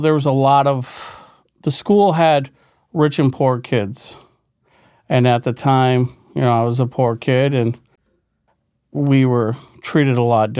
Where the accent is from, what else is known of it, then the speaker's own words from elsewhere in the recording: West Glens Falls, New York, United States; I'm from West Glens Falls, New York. It's upstate New York. It's a poor community, West Glens Falls.